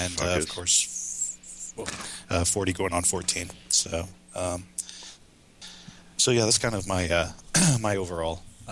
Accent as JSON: {"language": "English", "region": "Minnesota", "country": "United States", "accent": "Minnesotan", "said": "I did in my Minnesotan accent"}